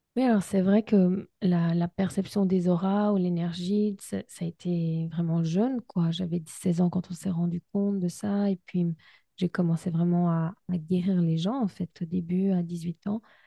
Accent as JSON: {"language": "French", "country": "Switzerland", "said": "je suis suisse"}